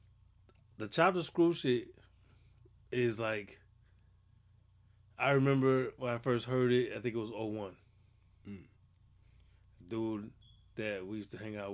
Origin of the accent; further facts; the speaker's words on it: Massachusetts, United States; I'm not from New York. Like from Massachusetts.